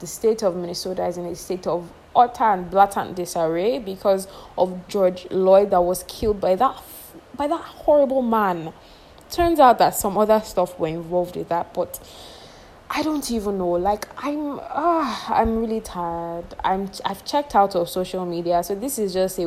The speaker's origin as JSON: {"language": "English", "country": "Nigeria", "said": "I am a Nigerian girl living in Nigeria"}